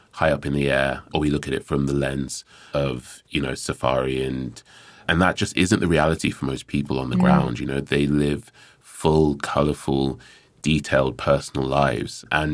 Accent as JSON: {"language": "English", "region": "Lagos", "country": "Nigeria", "tie": "born or raised there", "also_born_or_lived": "United States", "said": "I was actually born in America, but at a young age moved to Lagos, which is where my family are historically from."}